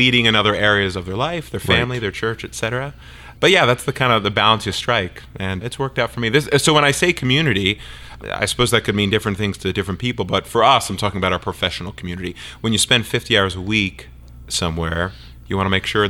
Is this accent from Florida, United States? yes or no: no; outside of Philadelphia, Pennsylvania, United States; I grew up outside of Philadelphia, rooting for the Eagles